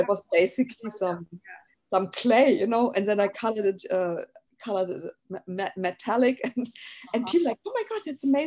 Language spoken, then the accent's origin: English; Frankfurt, Hesse, Germany; English is a second language; moved away as an adult; also born or lived in Berlin / Amsterdam; now in Los Angeles, United States; I was born in Frankfurt. There's a West Frankfurt and an East Frankfurt. So I was born in the West Frankfurt, basically in Frankfurt am Main.